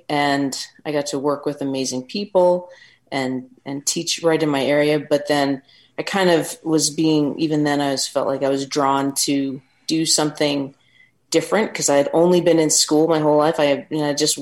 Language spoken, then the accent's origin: English; Canada; moved away as an adult; also born or lived in England; living in kind of in the outback in my hometown in Canada